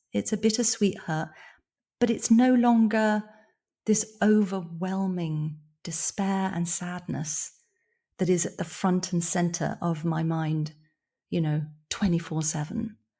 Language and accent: English; born in London, England, United Kingdom; moved away as an adult; also born or lived in rural Ireland; now in Ireland; I moved from London, where I've been living, you know, I was born there, bro-, brought up in the countryside, moved back to London when I was nineteen.